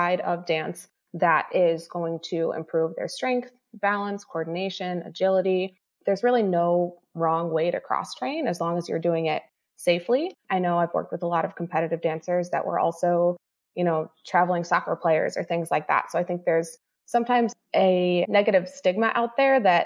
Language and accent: English; Chicago, Illinois, United States; I'm from Chicago